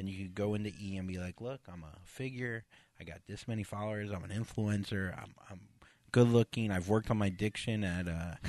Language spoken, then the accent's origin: English; Florida, United States; I'm from Florida, like the home of the boob job.